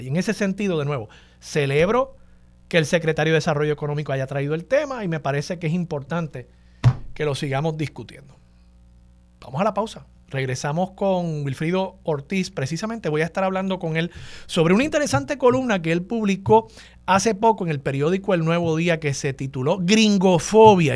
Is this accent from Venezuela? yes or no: no; Puerto Rico; born or raised there